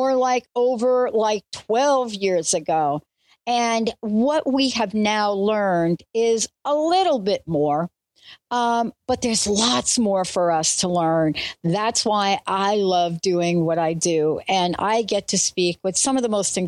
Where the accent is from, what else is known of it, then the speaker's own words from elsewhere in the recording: New Jersey, United States; also born or lived in New York; born in New York, grew up in New Jersey